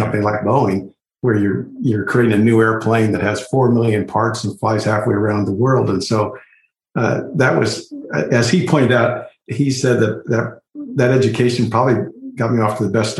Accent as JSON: {"language": "English", "town": "Lawrence", "region": "Kansas", "country": "United States", "tie": "born or raised there", "moved": "yes", "said": "I grew up in the Midwest in Kansas, and actually in Lawrence, where the University of Kansas is"}